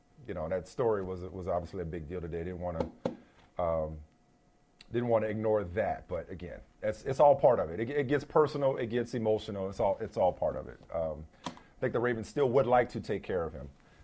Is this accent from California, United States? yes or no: no; New Orleans, Louisiana, United States; I'm from New Orleans. I'm from New Orleans.